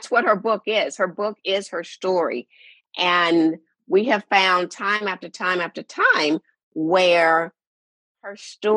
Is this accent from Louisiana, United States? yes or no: yes; Shreveport, Louisiana, United States; my hometown of Shreveport, Louisiana